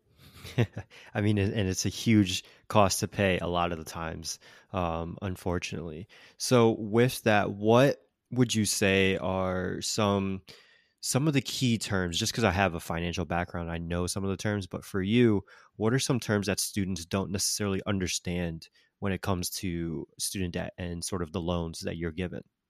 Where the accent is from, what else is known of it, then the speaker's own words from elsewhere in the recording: Connecticut, United States; moved away; also born or lived in Florida; the University of my home state of Connecticut, Yukon